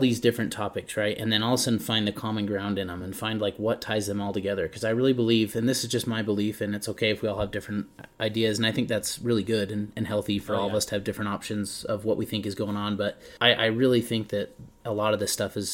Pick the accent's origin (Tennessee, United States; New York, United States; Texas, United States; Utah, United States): Utah, United States; we're Utahns. We're from Utah.